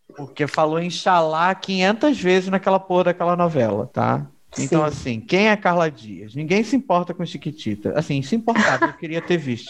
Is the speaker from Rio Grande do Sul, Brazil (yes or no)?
no; Duque de Caxias, Rio de Janeiro, Brazil; eu cresci na Baixada Fluminense do Rio de Janeiro. E aí, o que acontece é, eu cresci em Caxias